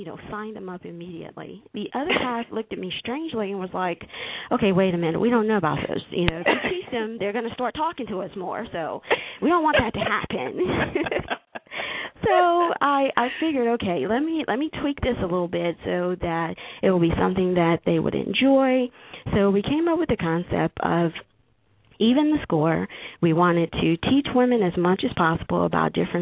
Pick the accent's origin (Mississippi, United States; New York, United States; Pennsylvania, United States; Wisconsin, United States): Mississippi, United States; Laurel; I grew up in Laurel, Mississippi